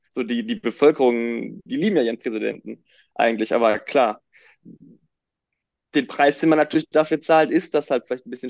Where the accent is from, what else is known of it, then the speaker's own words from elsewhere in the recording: Düsseldorf, North Rhine-Westphalia, Germany; ich komme aus Düsseldorf